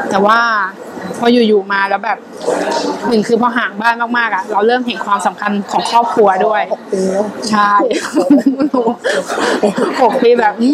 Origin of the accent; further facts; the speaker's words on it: Chumphon, Thailand; also born or lived in Nonthaburi, Thailand / Bangkok, Thailand; now in Tokyo, Japan; แต่ถ้าบ้านเกิดอยู่ชุมพรนะคะชุมพรทางใต้